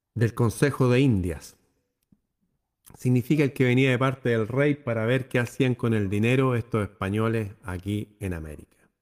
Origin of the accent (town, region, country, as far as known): Chile